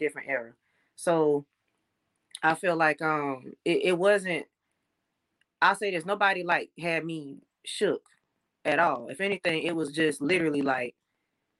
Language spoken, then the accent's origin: English; Florence, South Carolina, United States; I'm from South Carolina. I'm from Florence.